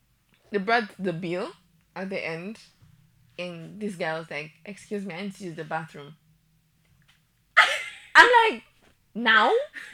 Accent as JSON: {"language": "English", "country": "Nigeria", "said": "I'm a Nigerian. Okay, we don't hope like that."}